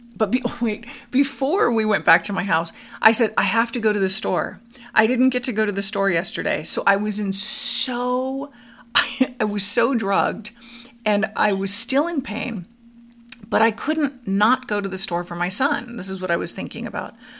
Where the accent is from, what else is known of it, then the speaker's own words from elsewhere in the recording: Studio City, California, United States; now in Arizona, United States; I grew up in Studio City, California, on a farm